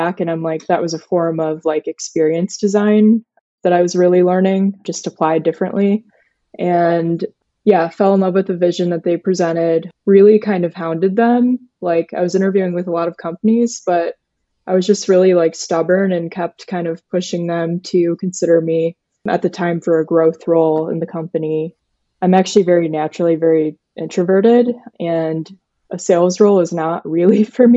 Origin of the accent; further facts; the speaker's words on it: Cleveland, Ohio, United States; I'm from Cleveland, Ohio